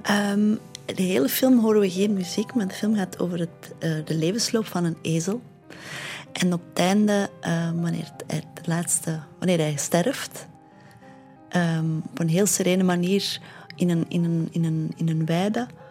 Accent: Londerzeel, Flanders, Belgium; het dorp waar ik ben opgegroeid

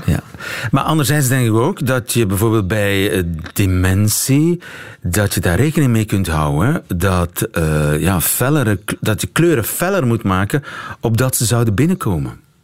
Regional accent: Flanders, Belgium; als Vlaming

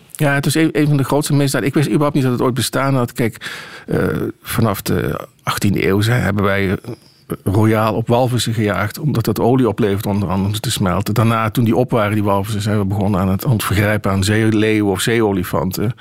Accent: Dutch Limburg, Netherlands; ik kom uit Nederlands Limburg. En daar hadden we op de katholieke basisschool

